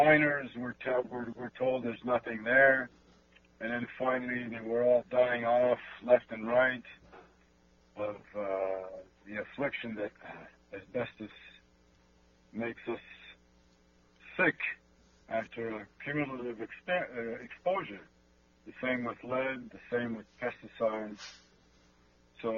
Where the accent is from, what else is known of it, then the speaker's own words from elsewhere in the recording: Canada; I'm a Canadian, and it means that I'm in a country based in law